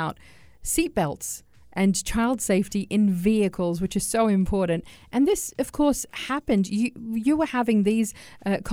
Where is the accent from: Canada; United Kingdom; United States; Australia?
Australia; now in United Arab Emirates; I come from Australia.